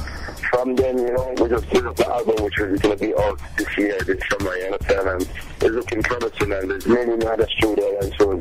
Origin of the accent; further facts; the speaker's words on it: London, United Kingdom; And I grew up in London, which is Northwest London, the place where my house is